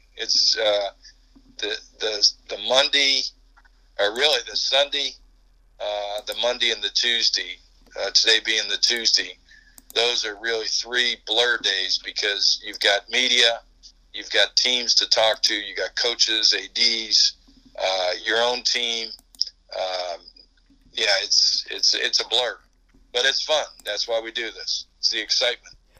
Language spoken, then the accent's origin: English; Pittsburgh, Pennsylvania, United States; moved away as an adult; also born or lived in North Carolina; We're both from Pittsburgh